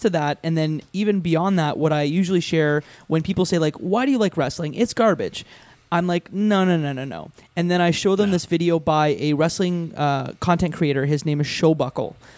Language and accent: English; Windsor, Ontario, Canada; I grew up in Windsor, Ontario